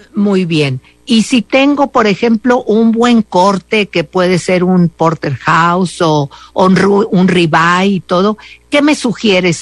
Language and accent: Spanish; Mexico; somos muy mexicanos